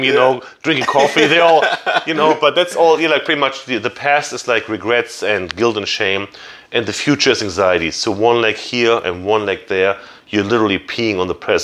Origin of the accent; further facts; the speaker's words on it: Germany; English is a second language; also born or lived in Jacksonville, Florida; now in United States; I'm from Germany.